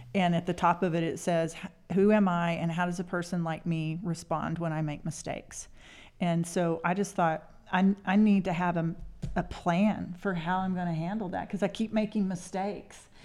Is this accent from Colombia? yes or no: no; Spearman, Texas, United States; now in Amarillo, United States; I grew up in the Panhandle in Spearmint